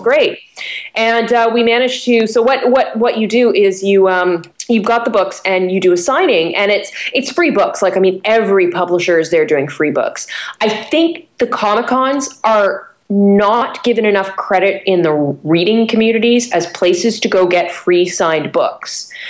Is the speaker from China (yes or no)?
no; Canada; I'm a Canadian